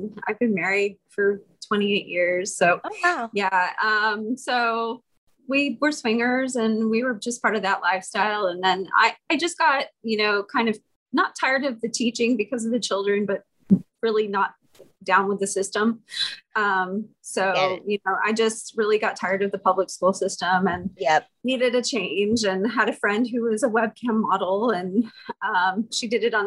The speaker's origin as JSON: {"language": "English", "town": "Houston", "region": "Texas", "country": "United States", "tie": "born or raised there", "also_born_or_lived": "Austin, Texas", "said": "I was born in Austin, but yeah, okay. I'm a Texas girl. I grew up in Houston."}